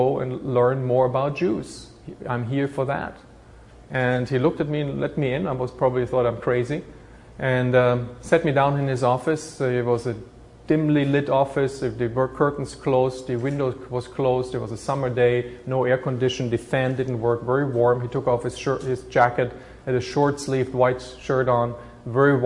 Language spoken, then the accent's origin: English; Bamberg, Bavaria, Germany; moved away as an adult; now in United States; in Bamberg, in my hometown, I was looking for a Jewish community